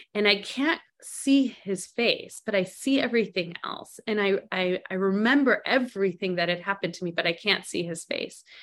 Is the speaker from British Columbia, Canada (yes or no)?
no; Montreal, Quebec, Canada; also born or lived in Arizona, United States; now in Scottsdale, United States; I was born and raised in Canada